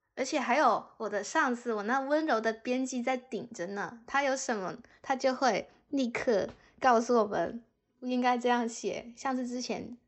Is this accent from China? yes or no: yes; China; moved away as an adult; also born or lived in Cyprus / United Kingdom; 作为一个中国人